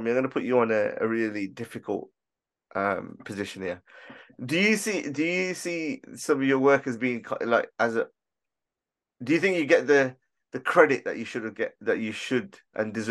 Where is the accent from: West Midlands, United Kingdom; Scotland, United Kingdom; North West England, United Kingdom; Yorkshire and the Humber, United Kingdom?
West Midlands, United Kingdom; Aston; born there; Yeah, but no, nah, I was born in Aston. So there you go.